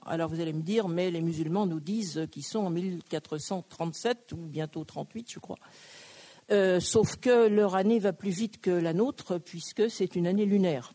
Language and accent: French; Brittany, France; je suis bretonne